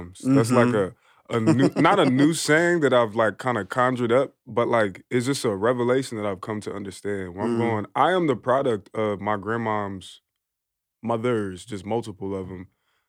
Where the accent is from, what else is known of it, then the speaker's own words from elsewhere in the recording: Philadelphia, Pennsylvania, United States; now in Portland, United States; Well, both my parents are from Philly. I'm from Philly. My mom is Afro-Indigenous, and my dad is just a black dude from Philly.